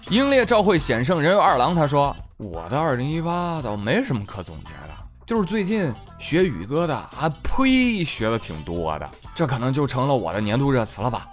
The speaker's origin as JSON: {"language": "Chinese", "region": "northern China", "country": "China", "said": "咱们北方的大澡堂子"}